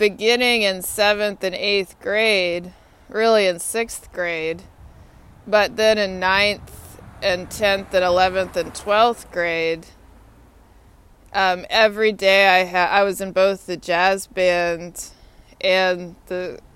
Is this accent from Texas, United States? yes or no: yes; Austin, Texas, United States; moved away as an adult; also born or lived in Atlanta, Georgia; now in Washington, United States; My hometown's Austin, Texas. I graduated from Lyndon Johnson High School in Austin, Texas